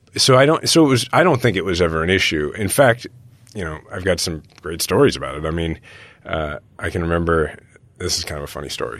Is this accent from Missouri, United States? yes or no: yes; Kansas City, Missouri, United States; we're from Kansas City